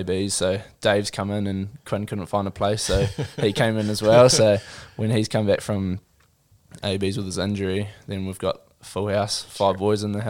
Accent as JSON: {"language": "English", "region": "Gisborne", "country": "New Zealand", "tie": "born or raised there", "also_born_or_lived": "Auckland", "said": "So I was born in Auckland, but at the time my parents were living in Gisborne."}